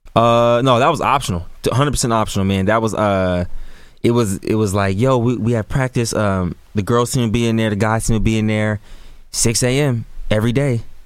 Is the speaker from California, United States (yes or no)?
yes; Sacramento, California, United States; born and raised in Sacramento, California, man. Green Haven, South Sacramento area